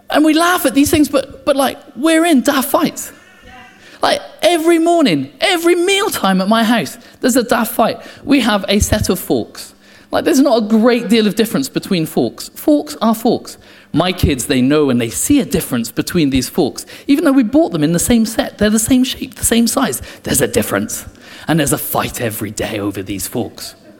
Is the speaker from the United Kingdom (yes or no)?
yes; England, United Kingdom; I'm English